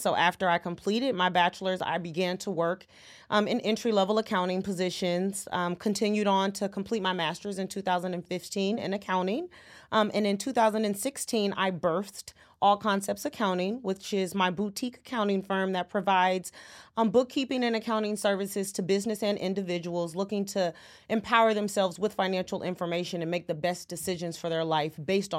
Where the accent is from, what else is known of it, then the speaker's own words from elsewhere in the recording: California, United States; Well, as you said, I'm a West Coast native, California born and raised in the San Francisco Bay Area.